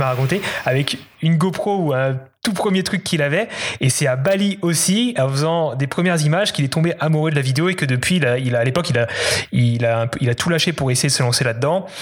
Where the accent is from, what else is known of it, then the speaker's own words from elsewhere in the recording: Alsace, Grand Est, France; moved away as an adult; also born or lived in Paris; Je suis originaire d'Alsace, mais je suis allé à Paris finir mes études